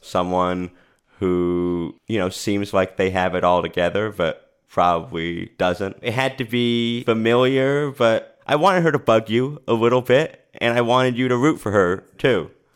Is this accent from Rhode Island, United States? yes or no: yes; Rhode Island, United States; now in Los Angeles, United States; I moved out here and I, I'm from Rhode Island